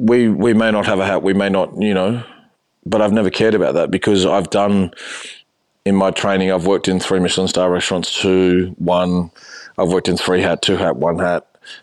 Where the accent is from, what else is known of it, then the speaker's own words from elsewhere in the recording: New South Wales, Australia; now in Melbourne, Australia; I grew up in New South Wales. So it was almost like not being in Australia, but being in Australia.